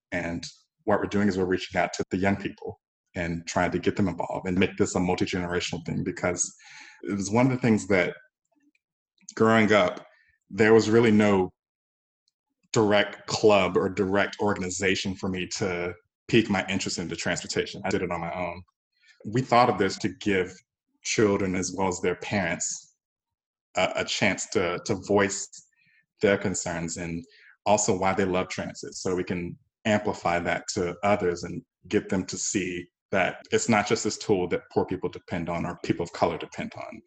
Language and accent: English; Georgia, United States; moved away as an adult; also born or lived in Texas / San Francisco Bay Area; I didn't want to be that person that was born and raised in Georgia and I haven't lived anywhere else